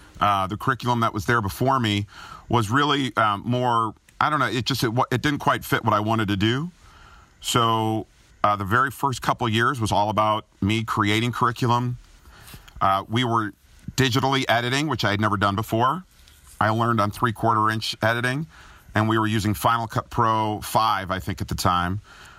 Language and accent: English; Chicago, Illinois, United States; accent: Chicago; They said they would not put me on the air, though, until I lost my Chicago accent, which was very nasally.